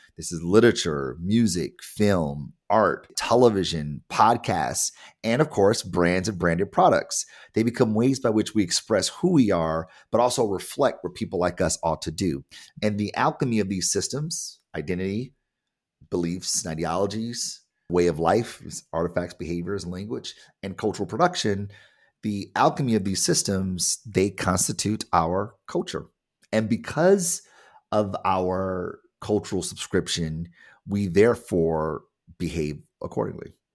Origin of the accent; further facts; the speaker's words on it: Detroit, Michigan, United States; I am black and I am from Detroit.